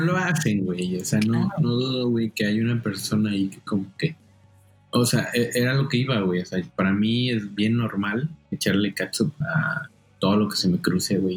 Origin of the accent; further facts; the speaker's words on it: Quintana Roo, Mexico; moved away; soy de Quintana Roo